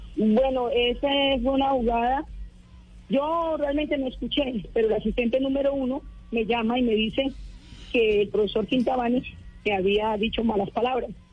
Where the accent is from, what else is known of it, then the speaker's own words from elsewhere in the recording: La Dorada, Caldas, Colombia; now in Valledupar, Colombia; Yo nací en Caldas, en Dorada Caldas, caldense. Pero ya hace mucho rato estoy en Valledupar.